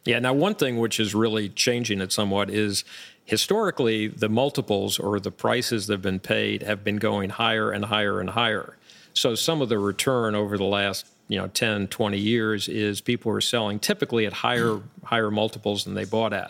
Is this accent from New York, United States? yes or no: yes; Long Island, New York, United States; moved away as an adult; now in Florida, United States; I grew up, uh, not too far from where we are right now, outside of Manhattan on Long Island, and was here for, as, as I got through high school